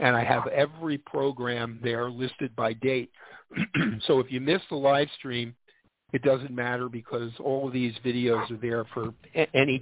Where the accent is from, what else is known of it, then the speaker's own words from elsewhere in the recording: Philadelphia, Pennsylvania, United States; I grew up in Philadelphia.